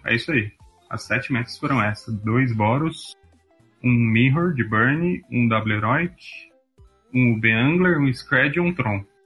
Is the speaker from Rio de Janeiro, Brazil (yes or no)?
no; Jundiaí, São Paulo, Brazil; Eu sou de Jundiaí